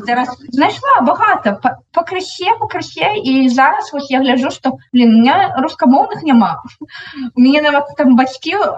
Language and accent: Belarusian; Belarus; Belarusian is a second language; моя беларускасць